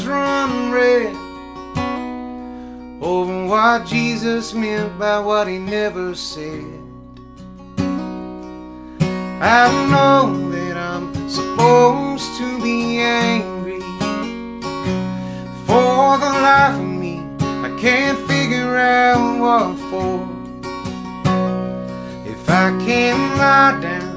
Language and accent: English; the South, United States; born or raised there